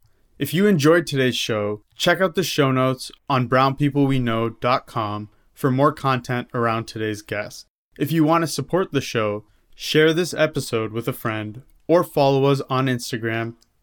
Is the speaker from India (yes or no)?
yes; India; how many things influence my own life that I didn't realize because of the fact that I am Indian.